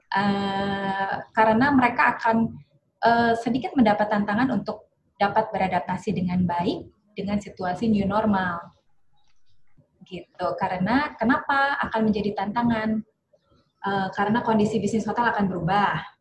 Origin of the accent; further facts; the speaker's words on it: Bandung, West Java, Indonesia; also born or lived in Semarang; Lahir di Semarang tapi besar di Bandung